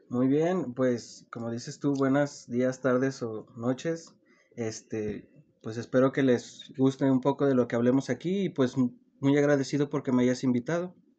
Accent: Zacatecas, Mexico; yo soy de aquí, de Zacatecas, mm, pues nací aquí, crecí aquí

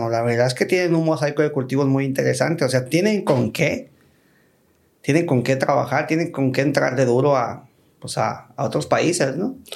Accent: Peru; Lo veo muy orgulloso como peruano de visualizarse como un titán agroalimentario como país.

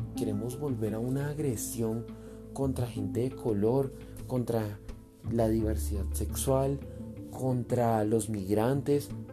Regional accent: Colombia; como colombiano

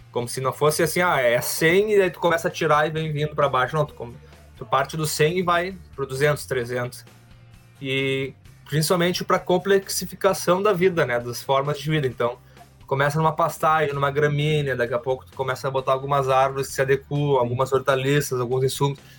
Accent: Porto Alegre, Rio Grande do Sul, Brazil; now in Gravataí, Brazil; vim da cidade, me criei em Porto Alegre, fiz toda a minha, minha vida lá, escolar

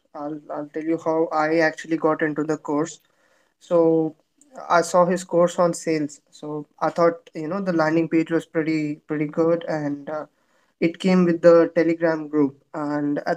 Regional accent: India; I'm from India

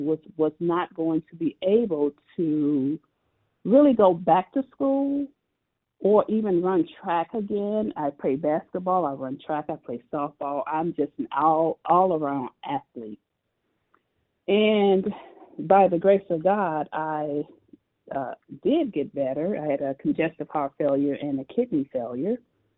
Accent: Chicago, Illinois, United States; So I grew up on the south side of Chicago, and it was a wonderful experience.

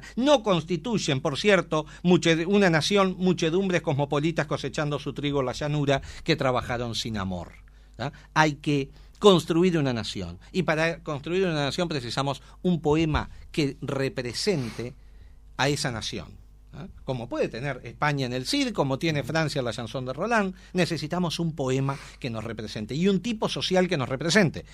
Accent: Trinidad, Flores, Uruguay; Yo soy de Trinidad.

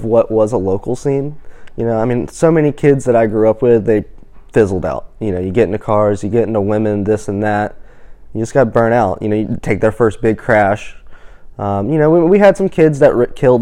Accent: Greenville, North Carolina, United States; growing up in Greenville

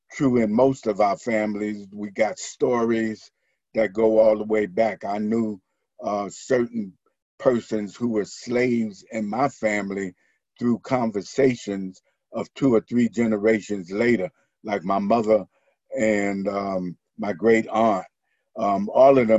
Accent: New York City, New York, United States; I was born and reared in Harlem, New York, in South Bronx

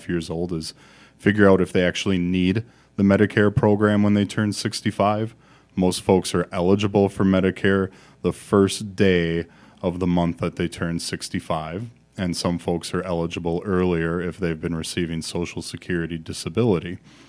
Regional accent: Milwaukee, Wisconsin, United States; I grew up in the Milwaukee area and now have my practice called Expedition Retirement here in the Madison area.

